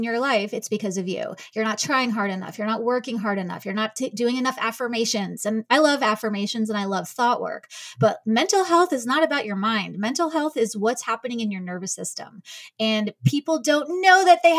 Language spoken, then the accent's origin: English; New York, United States; now in Kansas City, United States; I'm from New York, but I am out of Kansas City now